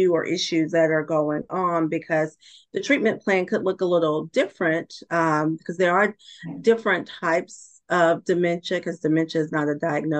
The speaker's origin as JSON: {"language": "English", "region": "Georgia", "country": "United States", "tie": "born or raised there", "moved": "as an adult", "said": "relocated back to my home state of Georgia"}